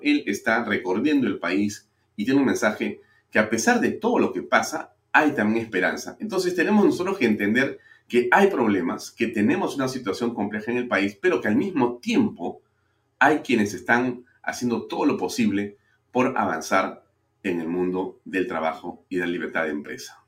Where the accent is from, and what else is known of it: Peru